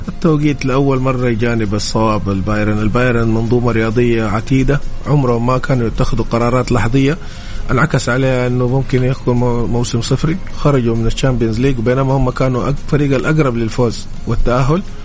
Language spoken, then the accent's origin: Arabic; Saudi Arabia; احنا كسعوديين